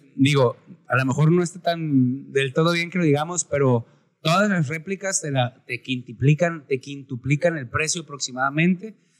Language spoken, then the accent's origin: Spanish; Los Mochis, Sinaloa, Mexico; para los que somos de aquí de Mochis